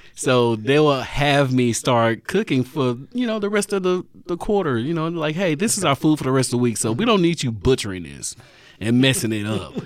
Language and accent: English; Nashville, Tennessee, United States; born or raised there; also born or lived in Brownsville, Tennessee